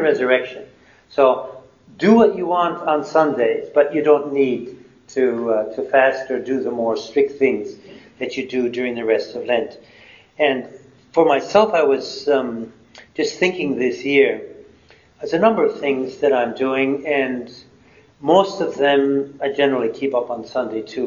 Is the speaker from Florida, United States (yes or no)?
no; Wisconsin, United States; moved away; I came from Wisconsin where there was snow on the ground for the better part of three months